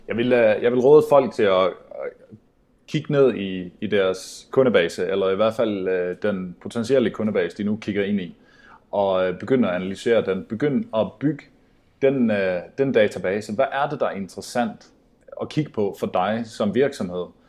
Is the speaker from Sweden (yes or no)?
yes; Sweden; moved away; also born or lived in Denmark; jag är svensk